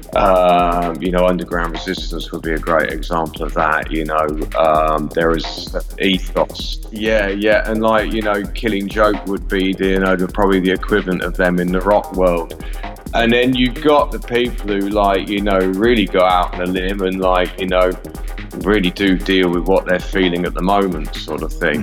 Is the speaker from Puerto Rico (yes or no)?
no; Midlands, United Kingdom; also born or lived in London; now in Berlin, Germany; I'm from the Midlands originally, but I spent most of my time living in London